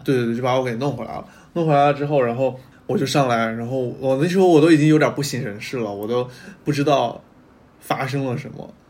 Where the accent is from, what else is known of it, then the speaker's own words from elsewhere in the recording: Hubei, China; moved away as an adult; also born or lived in Chengdu; now in Beijing, China; 我们湖北那边儿是 湖北是个千湖之省嘛